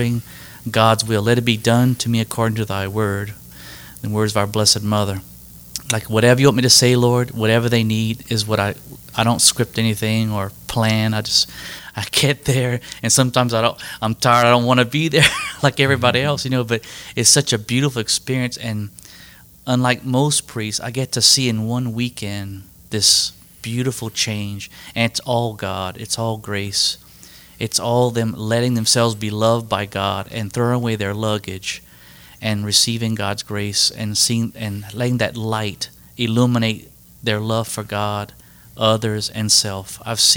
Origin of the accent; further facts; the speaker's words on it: Cow Island, Louisiana, United States; I'm originally from a place called Cow Island